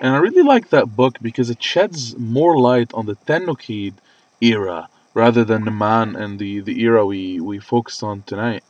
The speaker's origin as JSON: {"language": "English", "town": "Baakline", "region": "Mount Lebanon", "country": "Lebanon", "tie": "born or raised there", "said": "in Baklin, my hometown"}